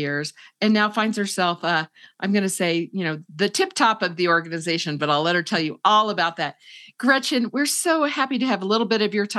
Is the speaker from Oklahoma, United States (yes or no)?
no; Indiana, United States; I came from Indiana, the flatlands, gray winter.